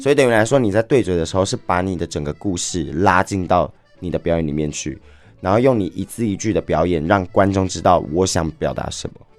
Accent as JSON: {"language": "Chinese", "region": "Kaohsiung", "country": "Taiwan", "moved": "as an adult", "lives_now": "Taipei, Taiwan", "said": "因为我是高雄人，然后嗯。我是上来台北工作的"}